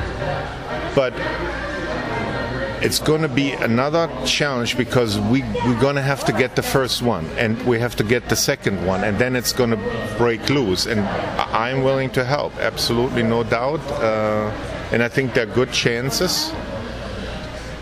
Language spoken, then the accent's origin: English; Cologne, North Rhine-Westphalia, Germany; moved away as an adult; also born or lived in south of Munich, Germany; now in United States; I'm originally from the Cologne area. That's where I went and studied mechanical engineering in Cologne